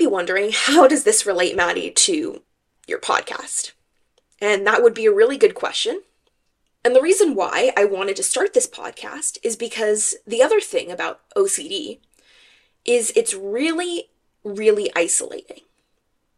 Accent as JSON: {"language": "English", "area": "Bay Area", "region": "California", "country": "United States", "said": "I am from California. I'm a Cali girl through and through, and I'm from the Bay Area specifically"}